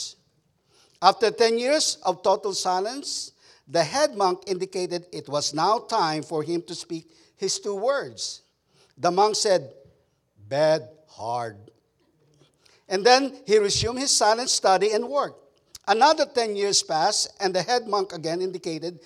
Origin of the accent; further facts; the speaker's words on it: Philippines; English is a second language; now in Texas, United States; as a Filipino cowboy, that's how we do it in Texas.